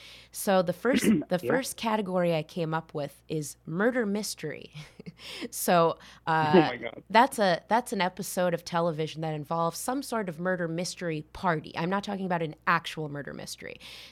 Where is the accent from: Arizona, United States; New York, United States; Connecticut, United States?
Connecticut, United States; I grew up in Connecticut